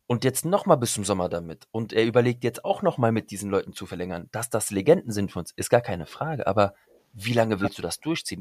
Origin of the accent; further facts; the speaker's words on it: Frankfurt am Main, Hesse, Germany; ich bin ja Frankfurter Bub wirklich durch und durch.